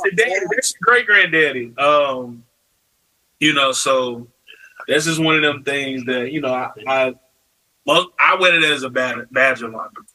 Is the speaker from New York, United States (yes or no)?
no; Chicago, Illinois, United States; growing up in Chicago for me, um, with this side of my family, is something that, you know, I really cherish